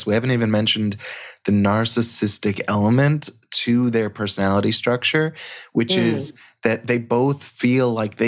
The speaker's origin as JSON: {"language": "English", "area": "Long Island", "region": "New York", "country": "United States", "tie": "born or raised there", "said": "I grew up on Long Island"}